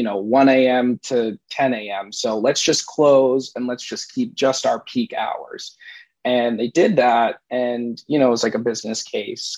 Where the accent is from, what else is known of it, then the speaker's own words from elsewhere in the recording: Rhode Island, United States; we're originally from Rhode Island